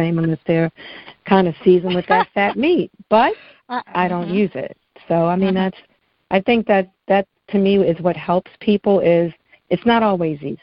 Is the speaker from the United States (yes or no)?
yes; New York City, New York, United States; moved away; also born or lived in Maryland; I grew up in Bed-Stuy in the projects in Brooklyn